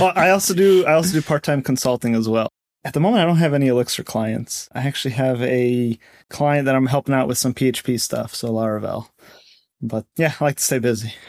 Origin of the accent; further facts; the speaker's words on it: Connecticut, United States; moved away as an adult; also born or lived in Seattle / Bay Area; I grew up in Connecticut